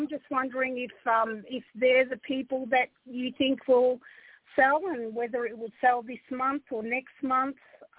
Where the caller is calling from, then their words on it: Australia; I'm from Australia. How are you?